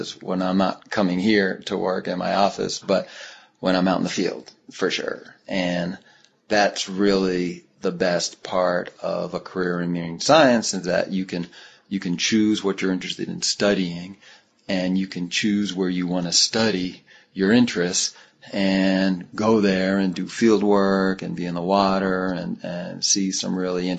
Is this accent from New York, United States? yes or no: yes; New York City, New York, United States; now in San Diego, United States; I grew up in New York City